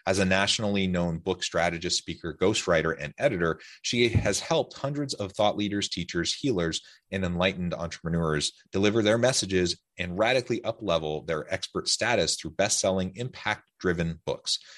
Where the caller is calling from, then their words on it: Utah, United States; I'm south of Salt Lake City in Utah.